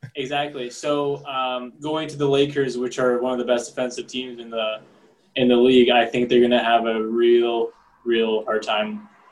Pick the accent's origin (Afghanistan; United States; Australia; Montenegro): Montenegro; I'm from Montenegro.